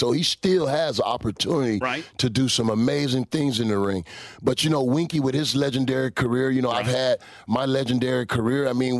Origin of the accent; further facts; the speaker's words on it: Orlando, Florida, United States; now in Tampa, United States; I'm a Southern boy, man, born and raised in Florida all my life, you know, right up the road there in Orlando. So, you know, that I-4 exchange, that's home for me.